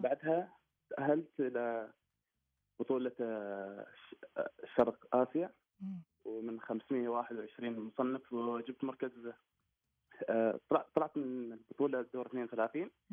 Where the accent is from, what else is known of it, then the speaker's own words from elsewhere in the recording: Oman; also born or lived in Qatar; مسجل اني انا في قطر واني عماني